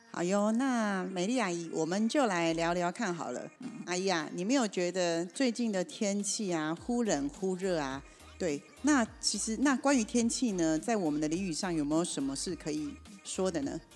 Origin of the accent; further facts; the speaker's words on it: Taiwan; 我们台湾人在使用台语的时候，其实都会觉得很亲近、很放松